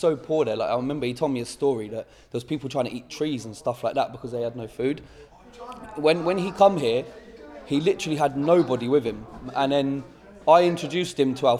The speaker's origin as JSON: {"language": "English", "town": "Houghton Regis", "region": "East of England", "country": "United Kingdom", "tie": "born or raised there", "said": "I grew up in Houghton Regis"}